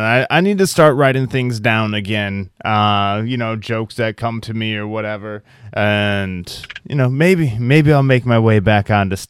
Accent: Midwest, United States; Growing up in the Midwest

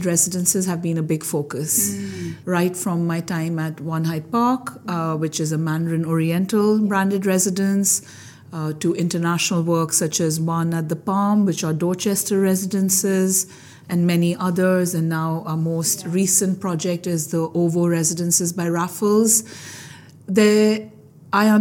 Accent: India; moved away as an adult; now in London, United Kingdom; I am of Indian origin. Mm-hmm. I grew up in India and at a very young age decided I wanted to be an architect. So I came to London to study architecture

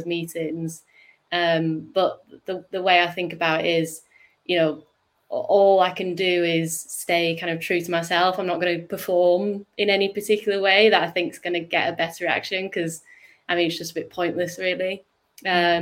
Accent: United Kingdom; accent: northern; my northern accent

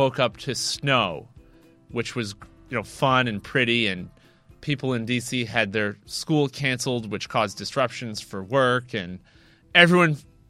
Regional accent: Washington, District of Columbia, United States; as a D.C. native

